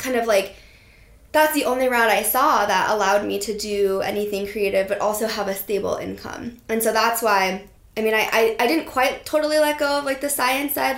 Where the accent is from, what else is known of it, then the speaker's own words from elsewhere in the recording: Steamboat Springs, Colorado, United States; I grew up in Steamboat Springs, Colorado